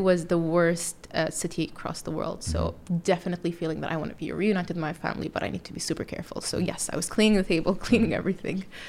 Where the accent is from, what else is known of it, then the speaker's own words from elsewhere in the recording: Saudi Arabia; moved away as an adult; also born or lived in United Kingdom / California; now in New York City, United States; Being from Saudi Arabia, I grew up around Muslims all the time